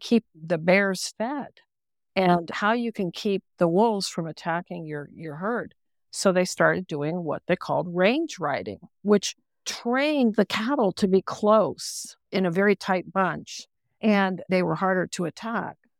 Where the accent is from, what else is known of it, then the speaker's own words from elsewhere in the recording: West Virginia, United States; also born or lived in Chihuahuan Desert; I grew up in West Virginia.